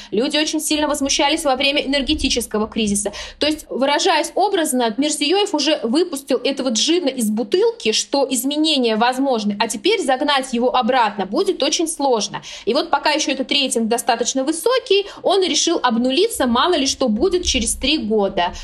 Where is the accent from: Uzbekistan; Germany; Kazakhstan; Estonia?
Uzbekistan; Surxondaryo Region; с девяностых годов я родилась в Сурхандаринской, самой жаркой области